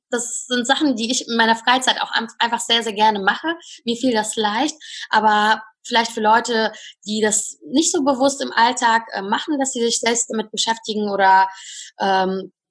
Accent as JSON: {"language": "German", "town": "Cologne", "region": "North Rhine-Westphalia", "country": "Germany", "said": "Also ich, ich komme aus Köln und dort gibt es eine sehr, sehr schöne Location im Mediapark."}